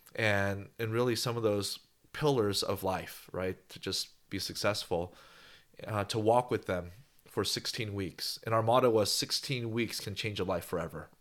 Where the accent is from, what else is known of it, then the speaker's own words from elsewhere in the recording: Bay Area, California, United States; moved away as an adult; also born or lived in Los Angeles; now in Bakersfield, United States; I grew up in the Bay Area, San Francisco, San Jose, Oakland, and moved to L A.